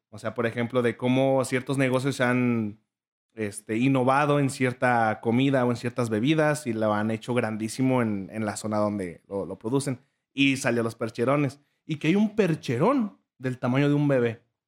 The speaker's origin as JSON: {"language": "Spanish", "region": "Michoacán", "country": "Mexico", "tie": "born or raised there", "moved": "yes", "said": "cuando voy con mis papás a Michoacán, a, mi pueblo"}